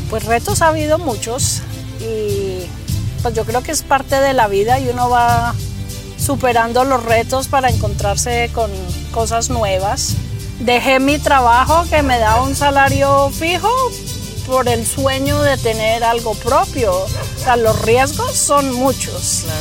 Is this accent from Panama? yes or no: no; Colombia; moved away as an adult; now in United States; Yo hice mi carrera de ingeniería en Colombia y vine aquí a hacer eh, estudios avanzados.